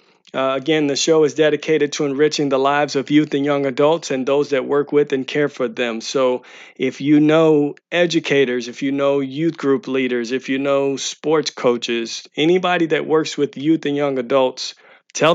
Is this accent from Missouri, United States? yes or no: yes; St. Louis, Missouri, United States; moved away; St. Louis, Missouri, which is my hometown